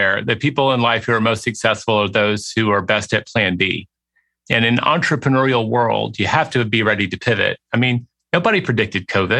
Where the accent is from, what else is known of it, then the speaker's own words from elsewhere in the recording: Southern United States, United States; I mean, I grew up in the South. If that horrifies you, I'm sorry.